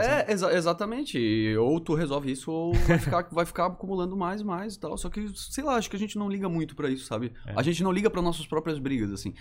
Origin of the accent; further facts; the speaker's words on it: Florianópolis, Santa Catarina, Brazil; sou manezinho. Minha família, por parte de pai, toda